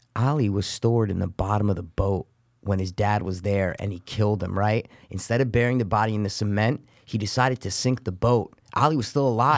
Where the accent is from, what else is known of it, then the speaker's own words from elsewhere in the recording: United States; we're American